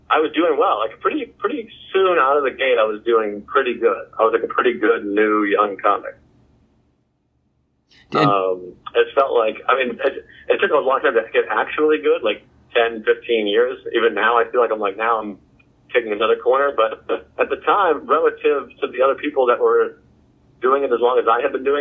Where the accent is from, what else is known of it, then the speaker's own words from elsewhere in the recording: Whitman, Massachusetts, United States; now in New York, United States; I'm from Massachusetts. I grew up in Whitman, Massachusetts